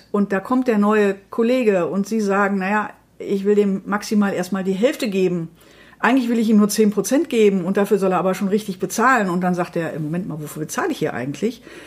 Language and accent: German; Dortmund, North Rhine-Westphalia, Germany; Ich komme aus Dortmund